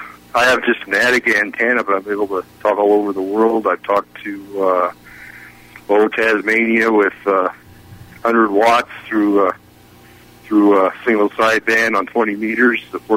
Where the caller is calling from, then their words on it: Lincoln, Nebraska, United States; Lincoln, Nebraska.